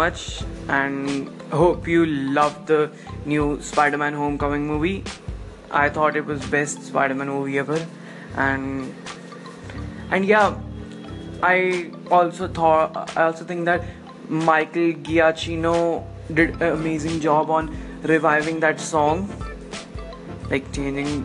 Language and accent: English; India; In India, I'm an Indian